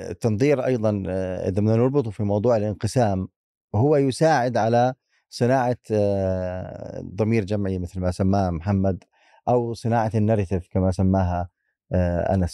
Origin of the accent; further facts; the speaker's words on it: Palestine; لا تتعلق بنا آه، كفلسطينيين